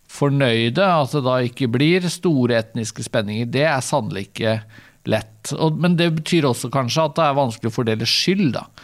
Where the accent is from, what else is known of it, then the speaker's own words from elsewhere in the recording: Vestfold, Norway; jeg er jo fra, fra Vestfold